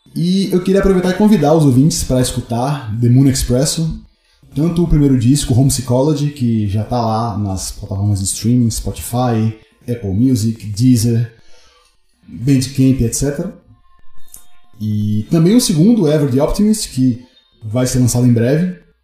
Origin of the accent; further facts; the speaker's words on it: Salvador, Bahia, Brazil; now in São Paulo, Brazil; Salvador é meu quintal, né? É onde eu cresci no rock lá